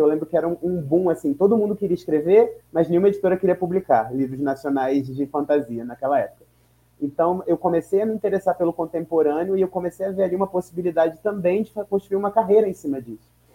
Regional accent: São Gonçalo, Rio de Janeiro, Brazil; now in São Paulo, Brazil; nasci em São Gonçalo

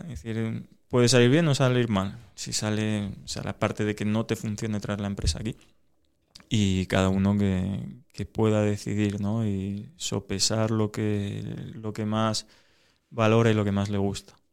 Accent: Asturias, Spain; porque somos casi todos asturianos

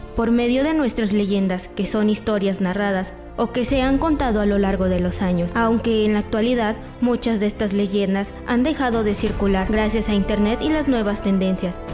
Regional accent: Mexico; nuestra cultura y tradiciones como mexicanos

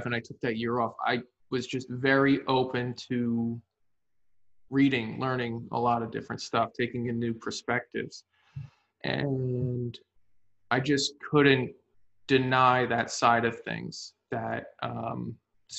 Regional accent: New Jersey, United States; I've always been here. I live 25 minutes from where I grew up now

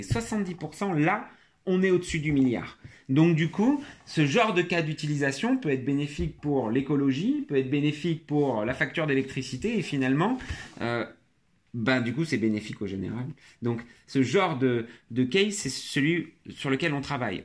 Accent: France; j'ai été élevé en France

